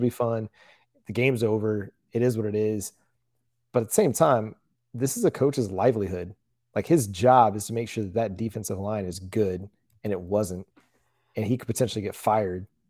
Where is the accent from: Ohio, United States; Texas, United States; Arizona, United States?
Texas, United States; Fort Worth; I'm from North Wor-, Fort Worth, just one of the suburbs just outside of, of town